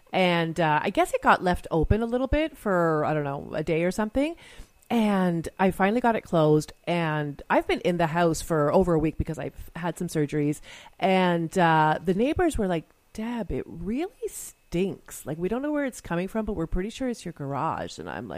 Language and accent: English; Canada; moved away; we live part of the year in Greece, I'm Canadian